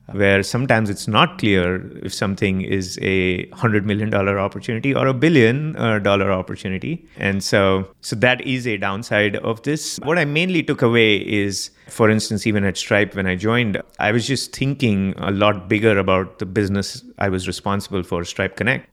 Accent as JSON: {"language": "English", "town": "Mumbai", "region": "Maharashtra", "country": "India", "tie": "born or raised there", "moved": "as an adult", "lives_now": "United States", "said": "I was born in Mumbai, Bombay, India, and, uh, I lived there for the first twenty-one years of my life."}